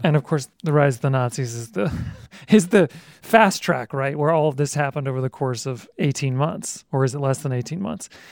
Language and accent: English; Utah, United States; moved away; also born or lived in Toronto / Berlin / New York; I'm from Utah, which is absolutely part of the heartland